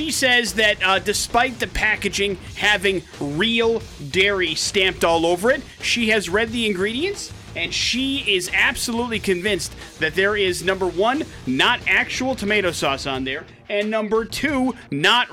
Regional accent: Wisconsin, United States; moved away

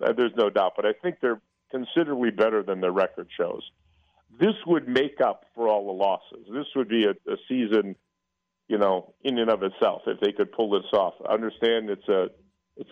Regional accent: Milwaukee, Wisconsin, United States; I'm from Milwaukee

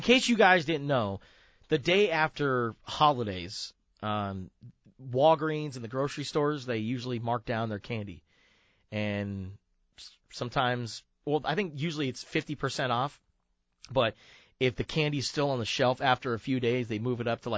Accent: Tucson, Arizona, United States; also born or lived in Huntington Beach, California; I was born in Huntington Beach. I don't remember living in California at all. We moved to Arizona, and I was a Tucsonan my entire life. I'm a Tucsonan. That's all I remember is growing up in Tucson, Arizona

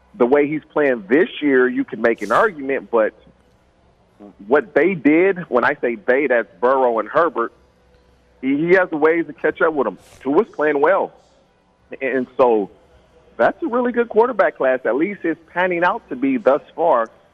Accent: California, United States; I grew up in California

